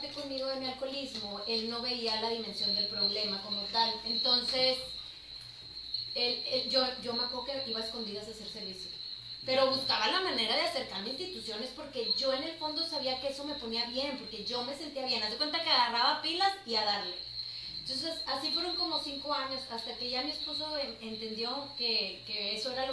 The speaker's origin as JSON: {"language": "Spanish", "region": "Chihuahua", "country": "Mexico", "lives_now": "Monterrey, Mexico", "said": "Sí, de hecho era de, Chihuahua."}